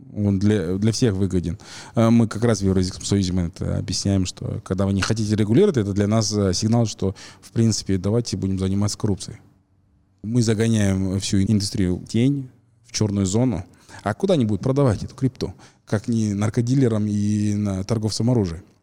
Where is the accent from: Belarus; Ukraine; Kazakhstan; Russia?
Kazakhstan; мы, казахи